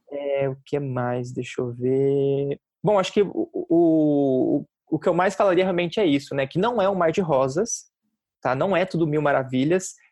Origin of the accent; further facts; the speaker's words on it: Curitiba, Paraná, Brazil; moved away as an adult; now in São Paulo, Brazil; quando eu estava me mudando para São Paulo, que eu fui criado em Curitiba